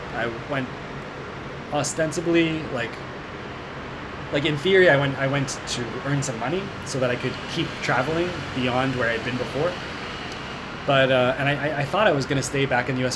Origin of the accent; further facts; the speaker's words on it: Seattle, Washington, United States; moved away as an adult; I'm from Seattle, uh, in the U.S. I was born there. I grew up there, and I didn't make it out of there until uh, until I finished college